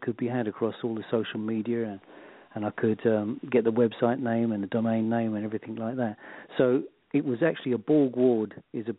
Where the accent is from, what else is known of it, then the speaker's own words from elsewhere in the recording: London, United Kingdom; now in Devon, United Kingdom; I'm a London. I was born in London, but at the moment we live in the southwest of the UK in a place called Devon.